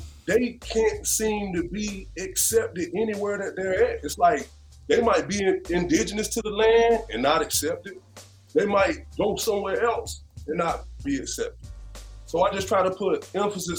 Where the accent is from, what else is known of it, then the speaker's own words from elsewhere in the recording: Wilson, North Carolina, United States; I'm born and raised in Wilson, North Carolina